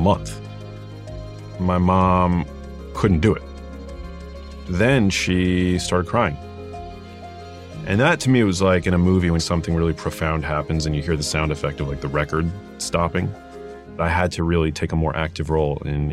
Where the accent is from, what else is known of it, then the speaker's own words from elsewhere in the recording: New York City, New York, United States; I grew up in New York City, in Manhattan, in a neighborhood called Murray Hill